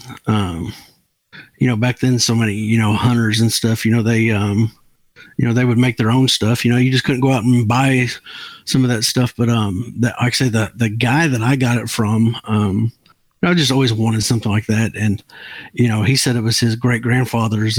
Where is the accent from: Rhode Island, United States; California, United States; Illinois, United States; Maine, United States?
Illinois, United States; Marion; now in Mayfield, United States; I was born and raised in Marion, Illinois, there by the, you know, the Crab Orchard Refuge. But now I live in Mayfield, Kentucky